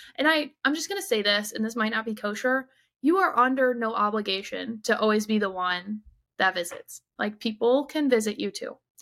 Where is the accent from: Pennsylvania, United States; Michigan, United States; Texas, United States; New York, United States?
Michigan, United States; southeastern; moved away as an adult; I grew up in southeastern Michigan